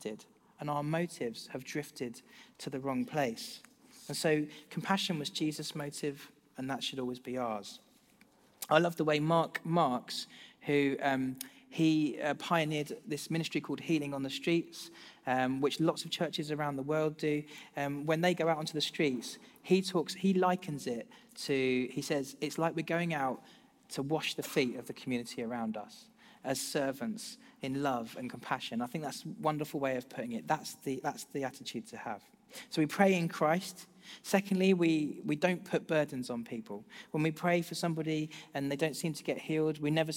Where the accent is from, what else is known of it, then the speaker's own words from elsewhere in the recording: United Kingdom; as British people